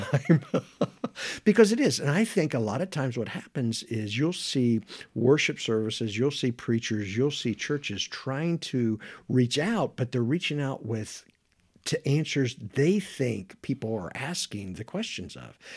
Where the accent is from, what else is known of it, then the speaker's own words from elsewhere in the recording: Florence, Kentucky, United States; moved away as an adult; also born or lived in Knoxville, Tennessee; now in Madison, United States; originally, I grew up in Florence, Kentucky, which is just down the river a little bit